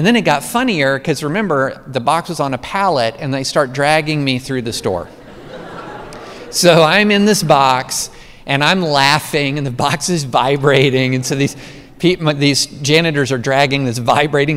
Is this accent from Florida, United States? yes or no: no; Georgetown, Kentucky, United States; I grew up in Central Kentucky, class of 87, Scott County High. I was at Scott County in Georgetown before Toyota